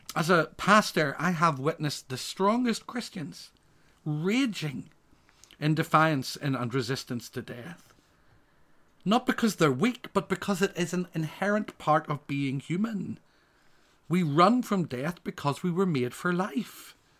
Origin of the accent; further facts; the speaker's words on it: Northern Ireland, United Kingdom; I come from Northern Ireland